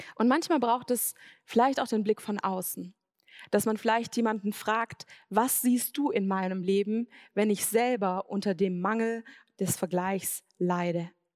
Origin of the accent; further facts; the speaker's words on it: Swabia, Germany; Ich bin im Schwabenland aufgewachsen